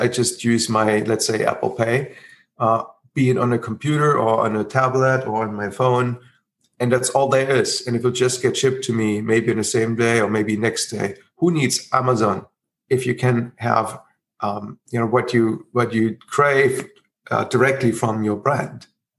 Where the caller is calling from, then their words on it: Berlin, Germany; I'm currently calling from Berlin